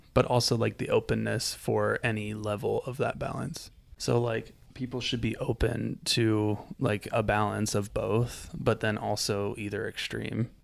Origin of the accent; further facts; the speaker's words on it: Florida, United States; I grew up in Florida